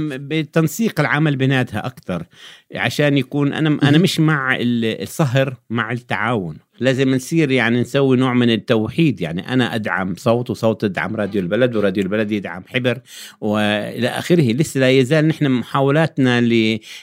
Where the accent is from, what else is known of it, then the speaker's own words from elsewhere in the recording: Jordan; عندنا في الأردن